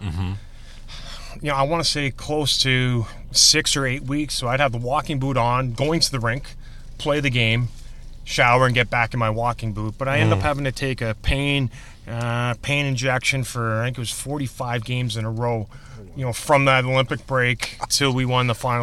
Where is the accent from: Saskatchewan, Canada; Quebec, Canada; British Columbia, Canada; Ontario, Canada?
Saskatchewan, Canada; Saskatoon; moved away as an adult; now in Chicago, United States; I'm from Saskatoon, Saskatchewan, up in God's country in Canada.